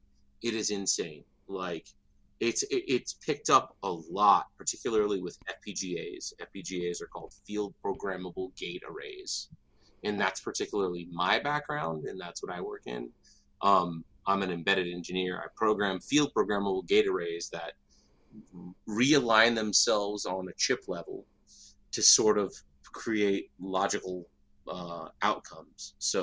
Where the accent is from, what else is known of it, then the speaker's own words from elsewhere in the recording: San Diego, California, United States; born there; I was born in San Diego. My father was a drill instructor.